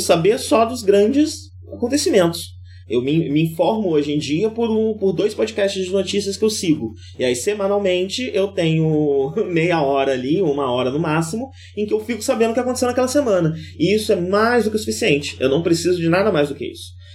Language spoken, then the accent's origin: Portuguese; Campos, Brazil; moved away; o bairro que eu cresci em Campos